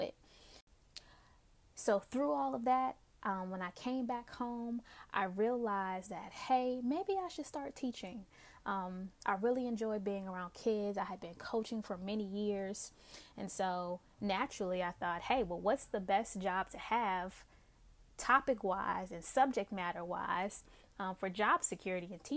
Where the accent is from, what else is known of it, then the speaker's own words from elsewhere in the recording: Newport News, Virginia, United States; also born or lived in Pittsburgh; I am originally from the East End community of Newport News. Love the Hampton Roads area